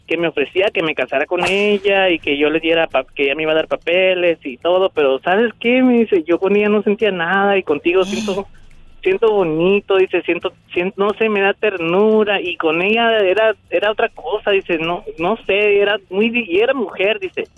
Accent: Santa Tecla, La Libertad, El Salvador; now in Las Vegas, United States; yo soy de El Salvador, exactamente del, Departamento de la Libertad, Santa Tecla

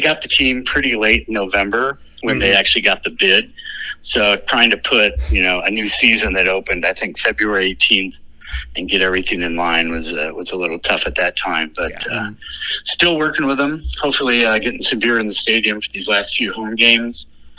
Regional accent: Sterling, Illinois, United States; I'm from Sterling, Illinois, so Sterling, Rock Falls, Dixon, so kind of out by the Quad Cities.

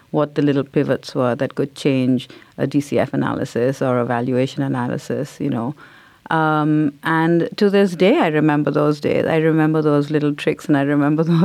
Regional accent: India; now in United States; growing up in India because everybody looked like me. So I think only when moving to America made me realize that I was different.

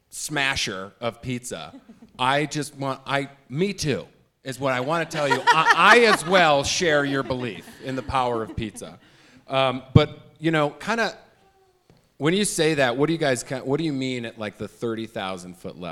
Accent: Chicago, Illinois, United States; I'm from Chicago.

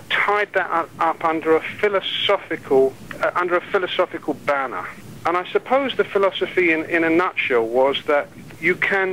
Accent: London, United Kingdom; I was a kid from West London

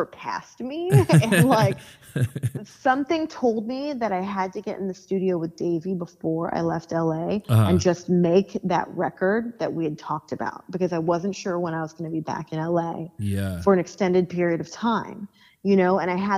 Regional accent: Long Beach, California, United States; also born or lived in Los Angeles; I hadn't lived in the city of Long Beach for, like, well over 10 years, you know, but that is where I grew up.

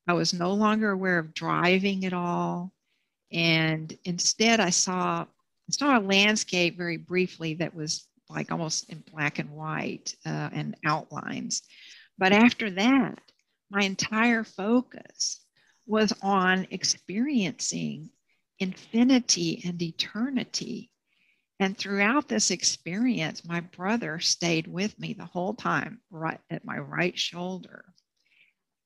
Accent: Bryan, Texas, United States; moved away as an adult; also born or lived in Houston; I was back in Bryan

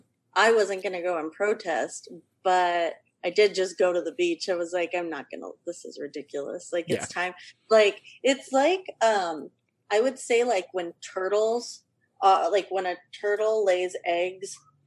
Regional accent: Ventura County, California, United States; I grew up in Ventura County, like where you could just walk to the beach minutes. It was like 2 minutes away.

